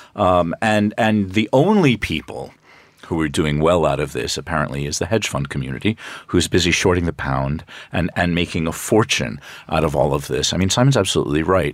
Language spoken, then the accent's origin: English; United States; accent: American; now in United Kingdom; I, I am American. You know, the the accent won't go away.